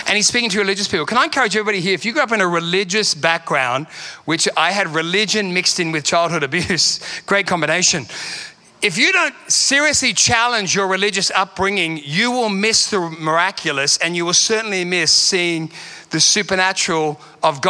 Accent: Sydney, New South Wales, Australia; moved away as an adult; also born or lived in London; now in Perth, Australia; I'm from Sydney

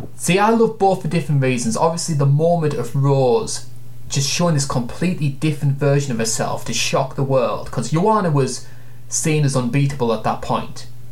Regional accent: United Kingdom; As a Brit

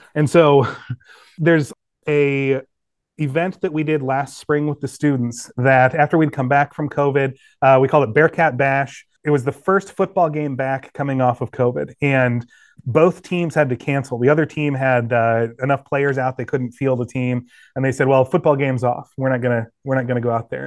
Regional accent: West Des Moines, Iowa, United States; also born or lived in Indianola, Iowa / Norwalk, Iowa / Waukee, Iowa; I was born in West Des Moines, Iowa, actually a smaller town just off the side, Indianola, Norwalk area, and then we moved closer to West Des Moines. Grew up in Waukie High School

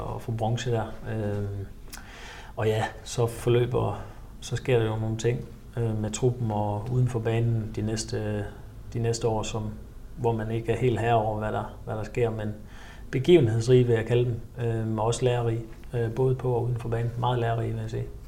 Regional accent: Ølgod, Southern Denmark, Denmark; moved away as an adult; also born or lived in Nuremberg; i min hjemby Ølgod

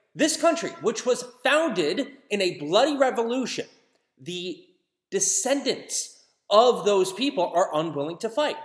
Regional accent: United States; as an American

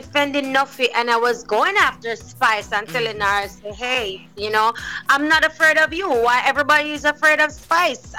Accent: Spanish Town, Saint Catherine, Jamaica; now in Kingston, Jamaica; I live here in Kingston, Jamaica, but I'm originally from Ensom City, Spanish Town, St. Catherine. That's still in Jamaica, but different parish.

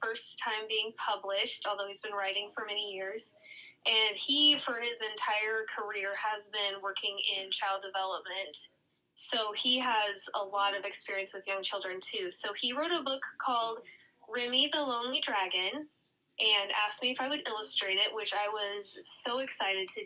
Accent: Lincoln, Nebraska, United States; I grew up in and around Lincoln, so I'm a Lincoln, Nebraska native

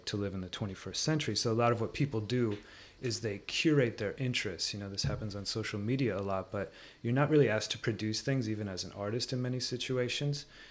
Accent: Minneapolis, Minnesota, United States; now in Los Angeles, United States; I grew up in the Twin Cities, and obviously Minneapolis is a much more provincial place than Los Angeles.

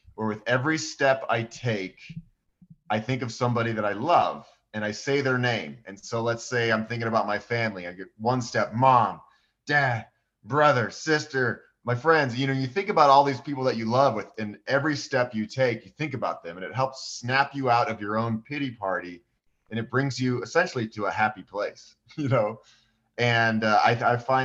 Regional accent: Boulder, Colorado, United States; growing up in Boulder

